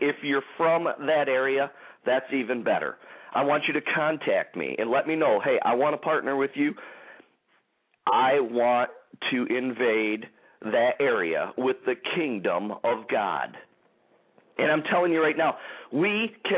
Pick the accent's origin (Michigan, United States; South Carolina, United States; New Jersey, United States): Michigan, United States; Detroit; in the Detroit, Michigan area here, my hometown